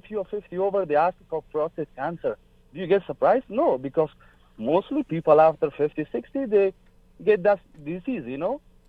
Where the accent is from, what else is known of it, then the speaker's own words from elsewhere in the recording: Afghanistan; also born or lived in Pakistan; now in Calgary, Canada; I'm from Afghanistan. I went to Pakistan in 1999 when Taliban came to Afghanistan. Then I came to Calgary straight on 2008.